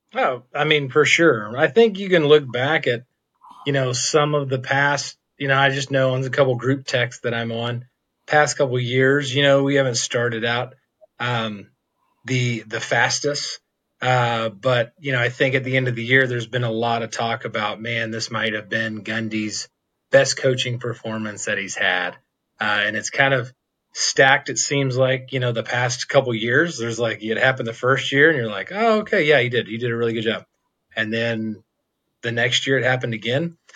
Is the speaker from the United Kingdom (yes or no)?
no; Stillwater, Oklahoma, United States; I grew up in Stillwater.